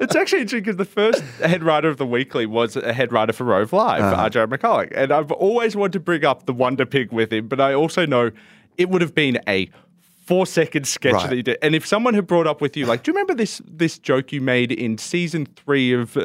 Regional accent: Richmond, New South Wales, Australia; also born or lived in Blue Mountains, Australia; so we grew up around Richmond and around, which is outside of Penrith, about half an hour outside of Penrith, and grew up there and in the Blue Mountains

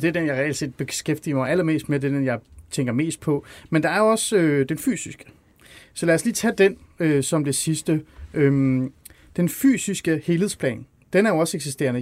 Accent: North Zealand, Capital Region of Denmark, Denmark; also born or lived in Iran; jeg voksede op i Ålskov i Nordsjælland

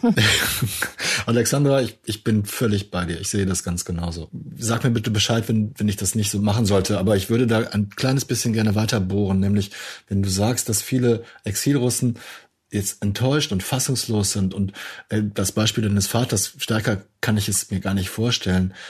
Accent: Germany; als Deutscher

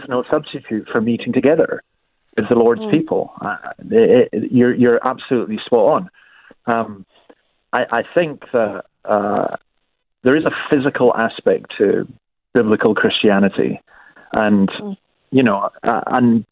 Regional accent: Scotland, United Kingdom; moved away as an adult; now in Australia; I'm a Scottish Presbyterian

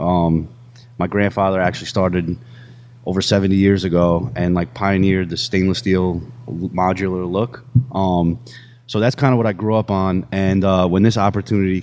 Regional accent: New Rochelle, New York, United States; moved away as an adult; I grew up in New Rochelle, New York. It's right outside of the city.

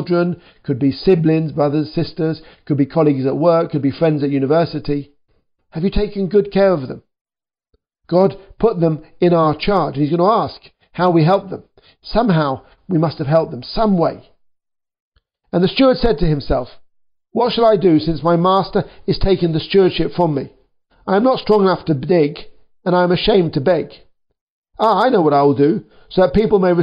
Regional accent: United Kingdom; I'm a British worker too

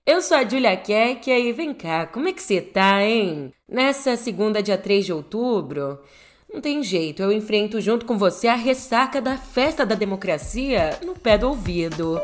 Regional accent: São Paulo, Brazil; Em São Paulo, aqui na minha terrinha

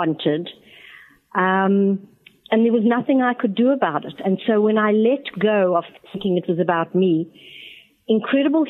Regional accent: Johannesburg, Gauteng, South Africa; also born or lived in Botswana / New York, United States; now in Atlanta, United States; I was born in Johannesburg, South Africa. I also lived in Botswana, which is a country just off South Africa's borders. And I immigrated to America in 1976

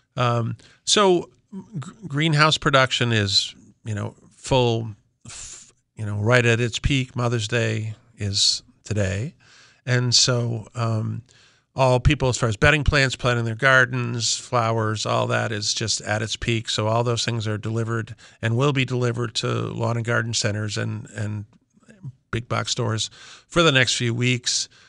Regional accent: Simsbury, Connecticut, United States; I'm from Talbot Farm in West Simsbury. We are, we are, we have been in continuous family operation since seventeen sixty-eight

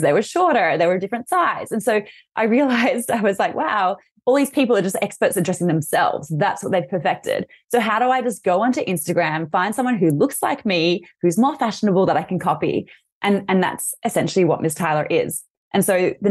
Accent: Australia; accent: Australian; I'm Australian, as you'll hear from my accent, and I'm based in Sydney right now

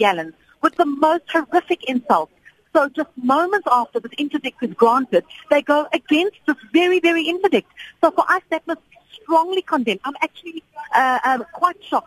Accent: South Africa

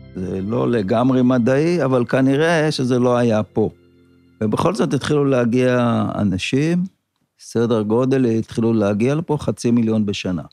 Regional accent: Kibbutz Kinneret, Northern District, Israel; נולדתי פה בקיבוץ

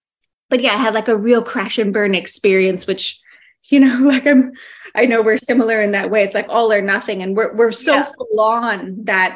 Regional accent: Canada; now in Western Australia, Australia; I'm Canadian born

